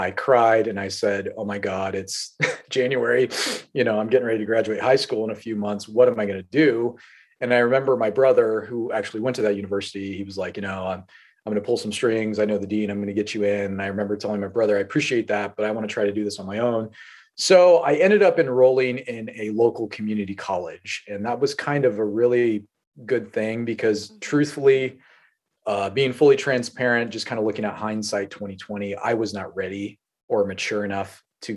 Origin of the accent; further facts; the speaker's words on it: North Platte, Nebraska, United States; I was born in North Platte, Nebraska.